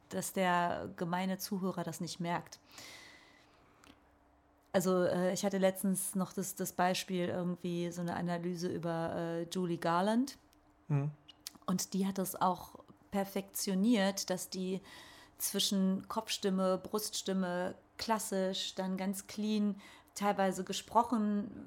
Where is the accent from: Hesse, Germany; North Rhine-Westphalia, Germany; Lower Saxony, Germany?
North Rhine-Westphalia, Germany; Lünen; also in Lünen, da wo ich groß geworden bin, ist mir doch niemand abgestiegen